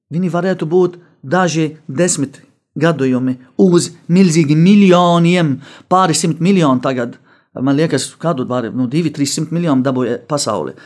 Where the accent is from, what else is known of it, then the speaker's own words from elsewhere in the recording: Lebanon; Latvian is a second language; moved away as an adult; now in Latvia; Es Libānā dzīvoju tikai 18 gadi